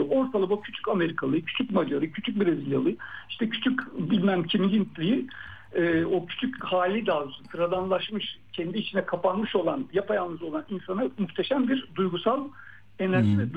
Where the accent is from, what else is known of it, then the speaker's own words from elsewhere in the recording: İzmir, Turkey; İşte ben e, İzmirliyim ama e, Van'a gittiğim zaman da orada ben kendime dair benim gibi bir takım insanlar buluyorum.